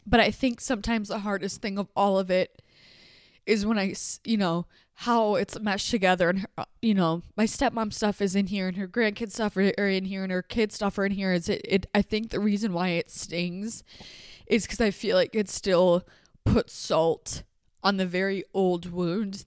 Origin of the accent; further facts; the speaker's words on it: upstate New York, United States; moved away as an adult; now in Utah, United States; So I am home in upstate New York. Um, this is where I grew up